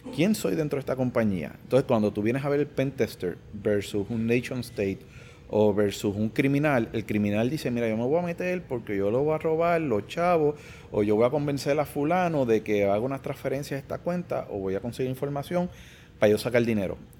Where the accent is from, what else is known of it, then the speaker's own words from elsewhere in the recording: Puerto Rico; creo que soy el primer boricua en presentar